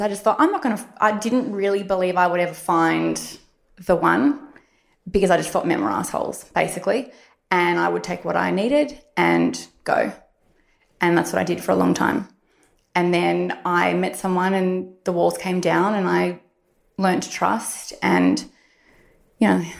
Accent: Warrandyte, Victoria, Australia; I grew up in Warrandyte, so I guess you could call me a country girl

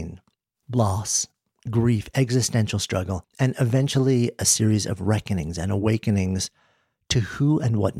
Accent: New York City, New York, United States; moved away as an adult; now in Boulder, United States; I'm a New Yorker who is recently, as of last year, after being born just outside and spent my entire adult life in the city, have been out in Colorado for the last year

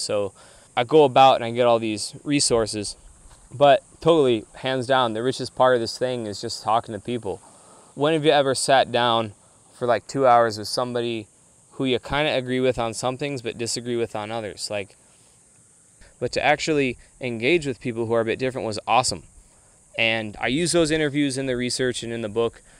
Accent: Atlanta, Georgia, United States; moved away; I grew up in Atlanta, Georgia

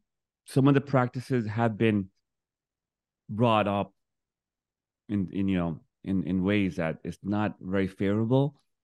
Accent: New York, United States; moved away as an adult; also born or lived in Miami; now in Fort Lauderdale, United States; I'm from Brooklyn, New York, raised, moved to Miami 20 years ago.

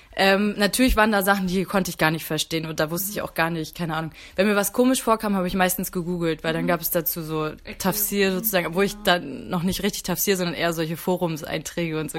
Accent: Mecklenburg-Vorpommern, Germany; moved away as an adult; now in Hamburg, Germany; ich bin in Mecklenburg aufgewachsen oder auch geboren

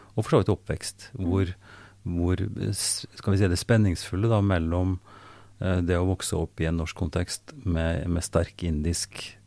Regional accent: Oppdal, Trøndelag, Norway; Jeg er født i Oppdal

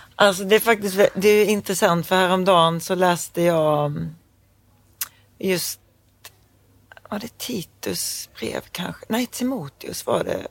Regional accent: Knislinge, Skåne, Sweden; accent: Scanian; also born or lived in Malmö; jag är uppvuxen på landet

